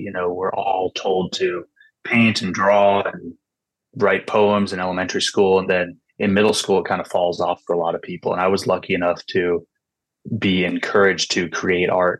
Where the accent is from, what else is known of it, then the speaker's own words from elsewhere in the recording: California Bay Area, United States; also born or lived in Washington; I grew up in California Bay Area